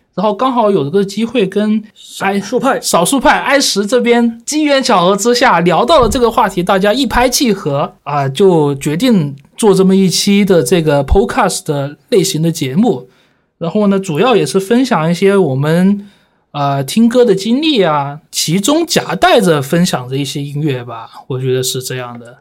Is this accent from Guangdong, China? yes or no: yes; Guangzhou, Guangdong, China; 我小时候就住在那个武山啊，就是啊。华工啊、华农的那边嘛